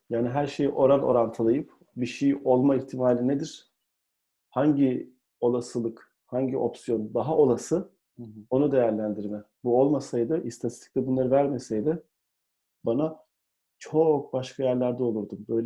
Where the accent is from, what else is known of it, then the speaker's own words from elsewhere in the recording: Ankara, Turkey; moved away as an adult; now in Istanbul, Turkey; Ankaralıyım. Gurur duyuyorum Ankara olmaktan. İstanbul'a geldim. E, geç de geldim. 29 yaşında İstanbul'a geldim.